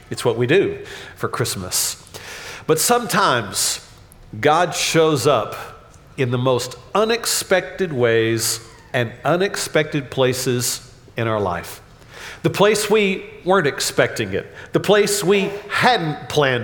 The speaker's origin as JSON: {"language": "English", "town": "Dallas", "region": "Texas", "country": "United States", "tie": "born or raised there", "also_born_or_lived": "Red Oak, Texas", "said": "I grew up really in Oak Cliff, moved to Red Oak in the late 70s"}